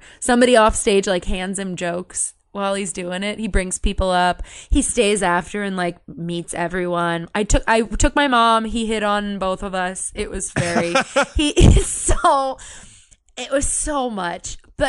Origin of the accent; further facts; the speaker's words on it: Yountville, California, United States; I'm from Yucksville. I'm actually from Yontville.